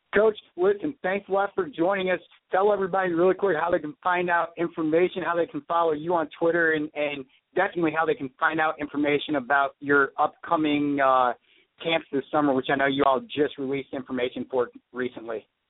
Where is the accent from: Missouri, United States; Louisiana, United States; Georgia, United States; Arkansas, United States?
Missouri, United States; near Columbia; close to my hometown. You'll be in Columbia, Missouri